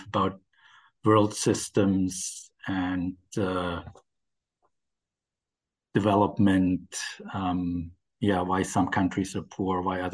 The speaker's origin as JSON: {"language": "English", "town": "Ulm", "region": "Baden-Württemberg", "country": "Germany", "tie": "born or raised there", "also_born_or_lived": "United States", "accent": "German", "second_language": "English", "moved": "as an adult", "lives_now": "London, United Kingdom", "said": "I'm from Germany. I grew up in a small town called Ulm in the south of Germany"}